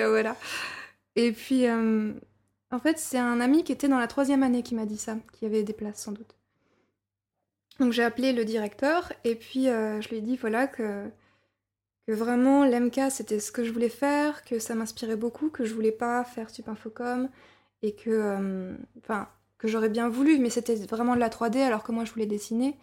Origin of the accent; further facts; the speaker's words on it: Burgundy, Bourgogne-Franche-Comté, France; moved away; also born or lived in Angoulême; j'ai grandi euh, en Bourgogne, euh, dans une ancienne ferme dans laquelle je suis née aussi